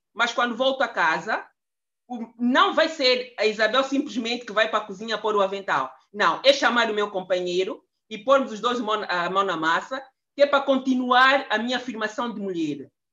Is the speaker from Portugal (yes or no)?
no; Angola; now in Brussels, Belgium; Eu sou angolana, eh, vivo, resido em Bruxelas há mais quase 30 anos